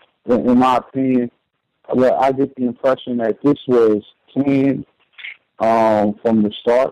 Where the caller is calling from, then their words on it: New York, United States; from New York.